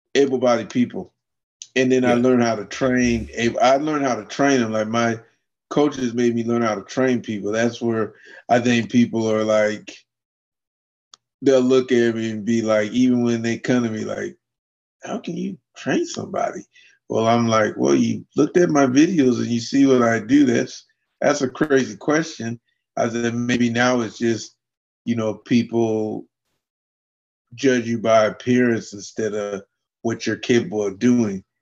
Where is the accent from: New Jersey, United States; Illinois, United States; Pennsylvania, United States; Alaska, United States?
Alaska, United States; Fairbanks; I grew up and lived in Fairbanks, Alaska